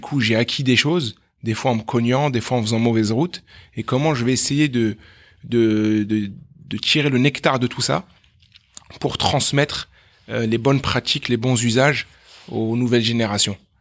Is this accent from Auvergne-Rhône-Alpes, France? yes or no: no; Meaux, Île-de-France, France; also born or lived in Aleppo, Syria; now in La Défense, France; Alors moi j'ai grandi à, à Meaux